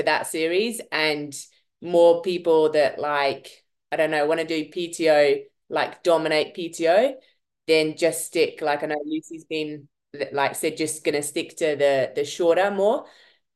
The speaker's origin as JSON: {"language": "English", "country": "United Kingdom", "moved": "yes", "lives_now": "Johannesburg, South Africa", "said": "Great Britain triathlete living in Johannesburg"}